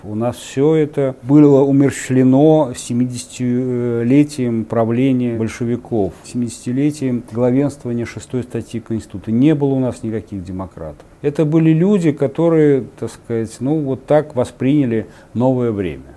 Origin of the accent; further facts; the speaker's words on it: Samara, Samara Oblast, Russia; моего родного города, тогда Куйбышева, а не Самары